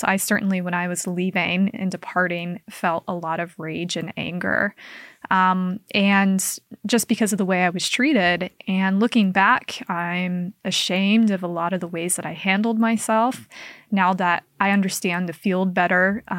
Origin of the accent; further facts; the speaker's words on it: Kaysville, Utah, United States; It's like 20 minutes north of Salt Lake City. I grew up in Kaysville. And that's where I attended school from like fourth grade on. And so for me, Salt Lake is home.